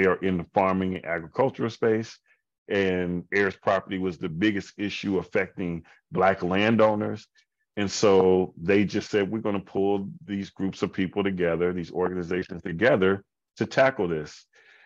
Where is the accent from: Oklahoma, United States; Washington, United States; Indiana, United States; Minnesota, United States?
Indiana, United States; Indianapolis; Indianapolis is my hometown